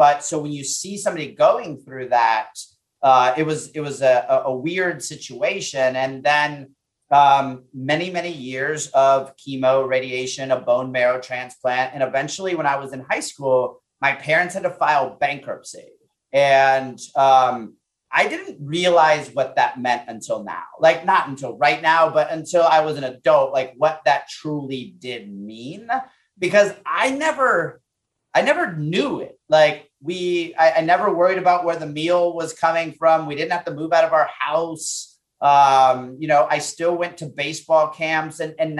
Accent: Puerto Rico; born there; moved away; So I was born in Puerto Rico. We moved to the States. I always say my parents were chasing the American dream, right?

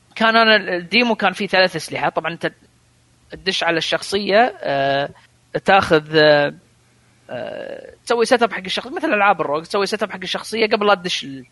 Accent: Kuwait; عندنا بالكويت

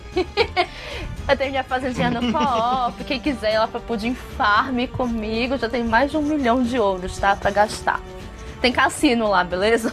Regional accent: Pará, Brazil; daqui do Pará

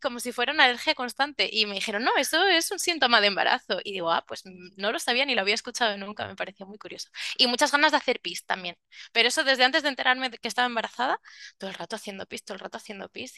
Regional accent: Salamanca, Castile and León, Spain; now in Tenerife, Spain; soy de Salamanca, pero ahora vivo en Tenerife

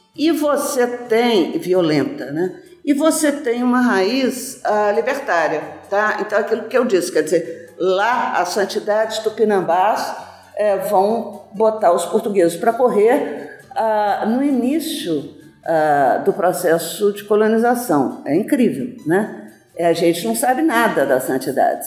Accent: Brazil; nós nos reconhecemos como brasileiro

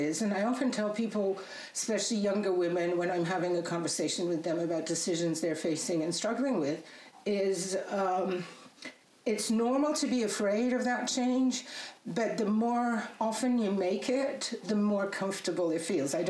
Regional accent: Poland; English is a second language; You know, when I was growing up in Poland in communist days, it was it wasn't that easy to travel, right?

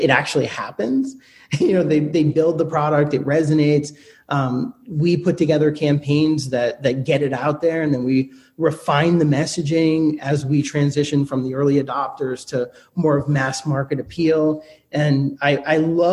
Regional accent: United States; I'm an American. I speak English

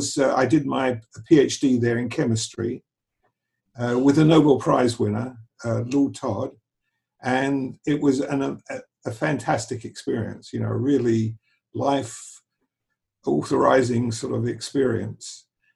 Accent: London, United Kingdom; moved away as an adult; also born or lived in Cambridge; now in Israel; we were both born in England, in London. We grew up in London. I actually came from the East End of London, which is like equivalent to the East Side of New York, which was a sort of very Jewish area when I was a child.

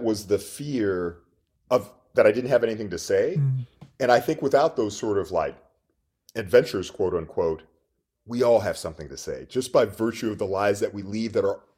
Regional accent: Texas, United States; moved away as an adult; also born or lived in Minnesota / France / Richmond, Virginia; I'm from Texas. I'm actually in Austin right now. So I grew up not just playing football, but also in this very football culture

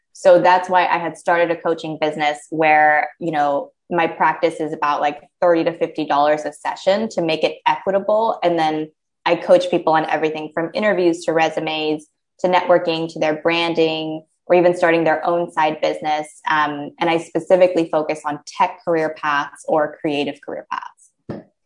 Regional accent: United States; as an American

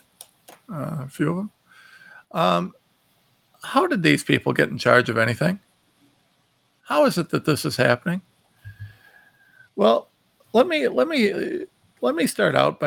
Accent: Ohio, United States; I'm from Ohio

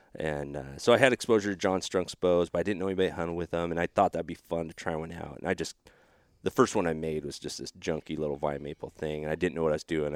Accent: Oregon, United States; moved away; also born or lived in Texas; that's going on in my home state

